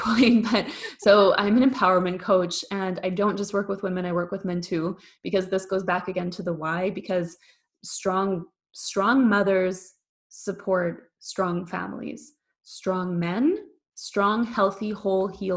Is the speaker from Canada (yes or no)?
yes; Canada; moved away as an adult; now in Germany; I live in Germany. I'm Canadian. I live in Germany.